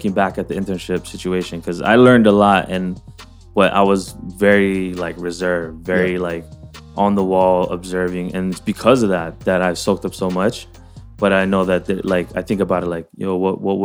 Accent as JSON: {"language": "English", "region": "Hawaii", "country": "United States", "moved": "as an adult", "said": "everyone knew that I was from Hawaii."}